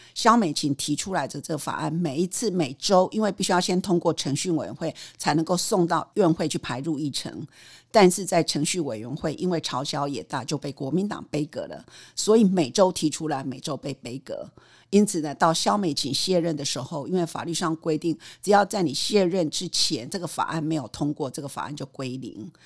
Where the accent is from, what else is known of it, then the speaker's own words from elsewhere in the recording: Taiwan; 台大毕业、台大法研所